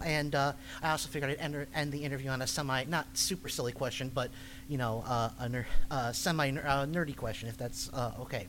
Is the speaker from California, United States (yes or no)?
no; Chicago, Illinois, United States; That used to be my home convention because I'm from Chicago.